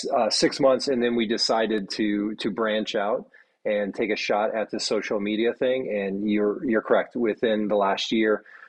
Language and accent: English; Midwest, United States; moved away as an adult; also born or lived in Saskatoon, Canada / Michigan; now in Atlanta, United States; Growing up in the Midwest myself